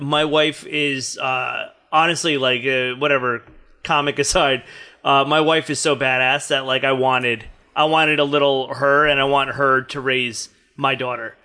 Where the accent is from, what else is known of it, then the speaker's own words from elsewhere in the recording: New Jersey, United States; now in New York, United States; I grew up in Jersey